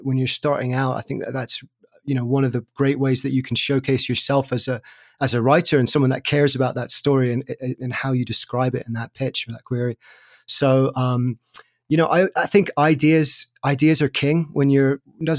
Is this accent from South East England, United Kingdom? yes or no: yes; Sussex, South East England, United Kingdom; where I grew up in Sussex in the south of England